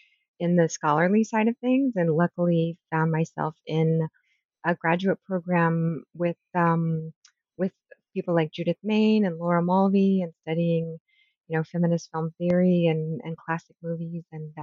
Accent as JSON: {"language": "English", "area": "D.C. area", "region": "Maryland and the Washington", "country": "United States", "tie": "born or raised there", "also_born_or_lived": "Virginia", "said": "So I was born in Virginia, and I grew up in Maryland and in the Washington, D.C. area."}